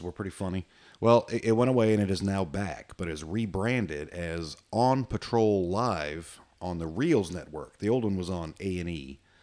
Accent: United States; I'm average American

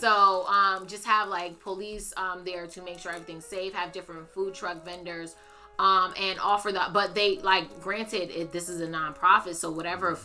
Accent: Bloomfield, United States; I grew up in Bloomfield and I love Bloomfield

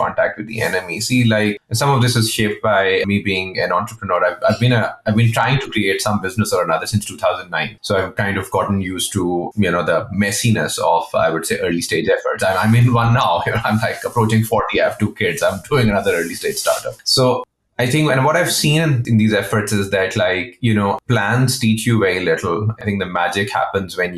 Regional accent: Pakistan; I'm from Pakistan.

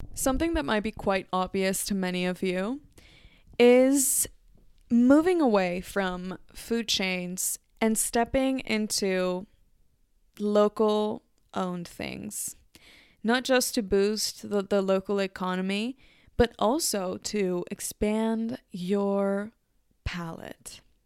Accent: Mexico City, Mexico; English is a second language; moved away; Mexico City, my natal city.

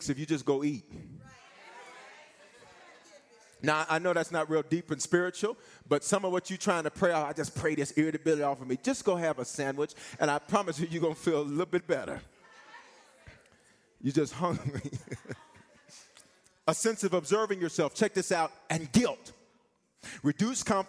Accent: the South, United States; I'm from the South

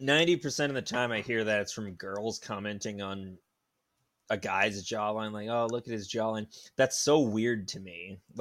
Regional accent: Boston, Massachusetts, United States; I'm from Boston, and I say kill them all.

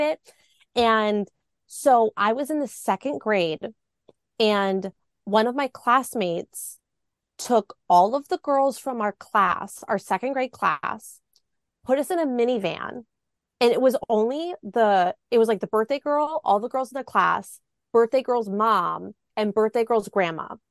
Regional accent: Milwaukee, Wisconsin, United States; I grew up in the Milwaukee area

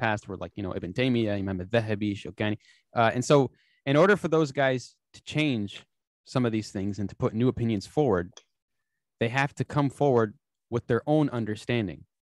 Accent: United States; I'm an American

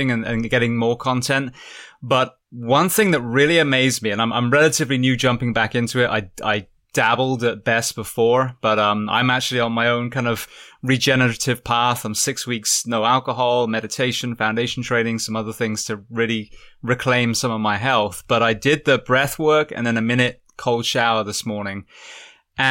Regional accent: England, United Kingdom; moved away; I grew up in England, so I grew up around cold, swimming in like 46 degree lakes

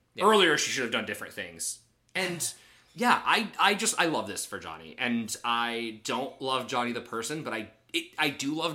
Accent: Michigan, United States; There was a Christian camp I went to growing up in Michigan

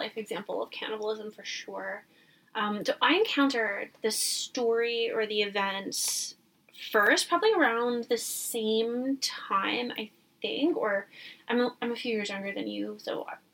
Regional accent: Canada; I am Canadian

